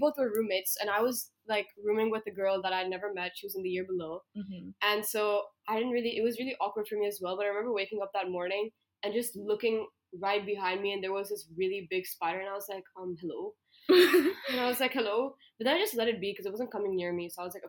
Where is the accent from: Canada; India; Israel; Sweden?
India; we're from India